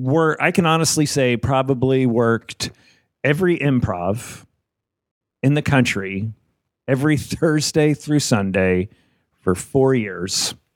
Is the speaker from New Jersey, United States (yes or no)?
yes; New Jersey, United States; Primarily New Jersey.